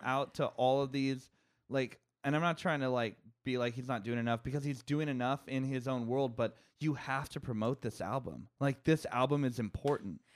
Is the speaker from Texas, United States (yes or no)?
no; Bay Area, California, United States; also born or lived in Santa Barbara; I'm from the Bay Area and I moved back here